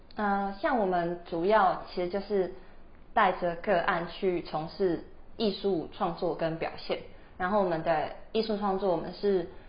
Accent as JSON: {"language": "Chinese", "country": "Taiwan", "moved": "as an adult", "lives_now": "Edinburgh, United Kingdom", "said": "我们是台湾人"}